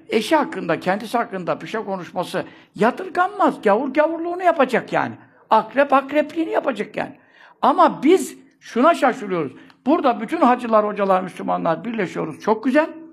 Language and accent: Turkish; Istanbul, Turkey; Ben burada doğdum. Çarşambanın göbeğinde ev yıkıldı şimdi. Ee, tekkenin, kovacı, e, Lokmacı dede tekkesinin bahçesinde doğdum. Kabirler orada yatırlar. Orada doğdum. Ve bu yaşa geldim